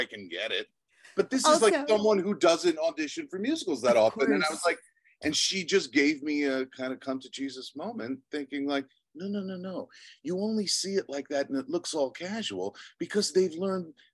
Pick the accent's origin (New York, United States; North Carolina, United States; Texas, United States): New York, United States; Long Island; also born or lived in Albany; I was born in Long Island. I was born to two teachers, middle-class upbringing